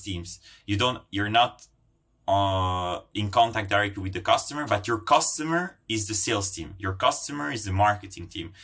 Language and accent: English; Brussels, Brussels-Capital Region, Belgium; also born or lived in Italy; I'm Italian Finnish. Um, I born in Italy, grown up in Brussels, uh, which is home today